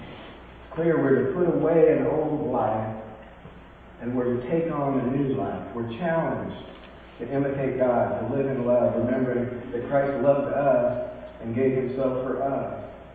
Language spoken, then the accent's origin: English; California, United States; It's El Dorado time in my hometown of California.